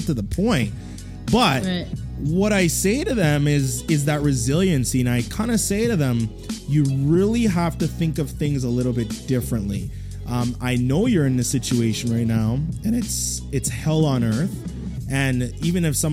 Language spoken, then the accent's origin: English; Edmonton, Alberta, Canada; I didn't grow up in Toronto, so I grew up out in Edmonton